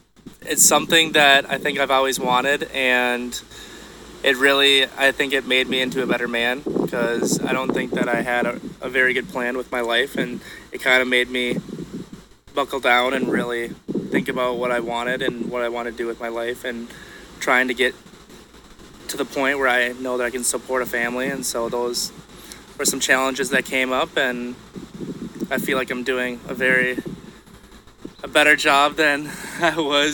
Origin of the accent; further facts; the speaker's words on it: Brooklyn Park, Minnesota, United States; Brooklyn Park.